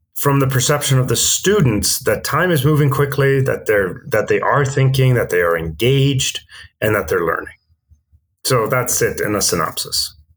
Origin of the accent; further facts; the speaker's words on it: Vancouver, British Columbia, Canada; also born or lived in Stockholm, Sweden; I grew up in Vancouver uh, from the age of eight, but prior to that, I grew up in Stockholm in Sweden